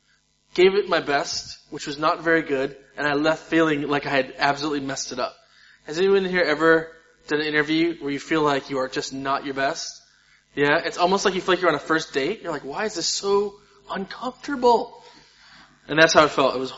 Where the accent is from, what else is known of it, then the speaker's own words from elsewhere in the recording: United States; I'm American